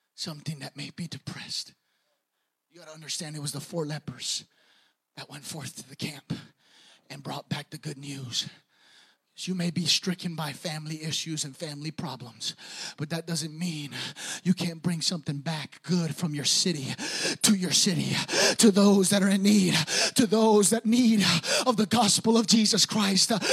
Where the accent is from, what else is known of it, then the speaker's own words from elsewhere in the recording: New York, United States; now in Bay Area, United States; I'm from New York